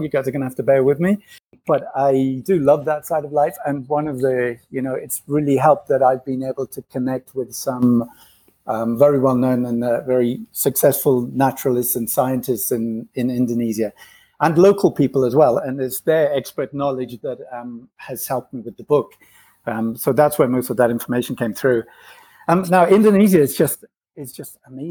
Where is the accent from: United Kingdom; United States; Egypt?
United Kingdom; England; moved away as an adult; also born or lived in Ghana / Nigeria / Spain / Asia; I was born in England. I grew up, was partly raised in West Africa, in Ghana and Nigeria, then went back to England again.